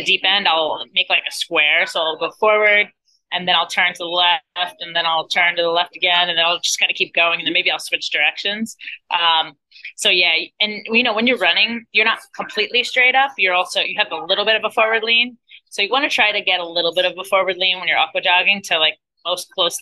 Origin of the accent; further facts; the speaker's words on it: New Jersey, United States; now in Florida, United States; I'm originally from New Jersey, but I've lived in Florida for the last like 17 years